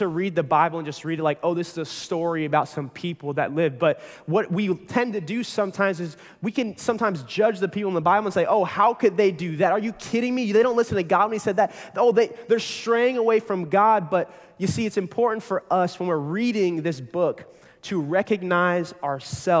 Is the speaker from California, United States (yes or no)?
no; Pinellas County, Florida, United States; I was born and raised right here in Pinellas County